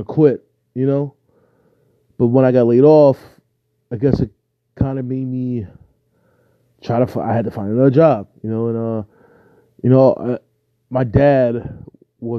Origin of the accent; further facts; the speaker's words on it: New Jersey, United States; me growing up in South Jersey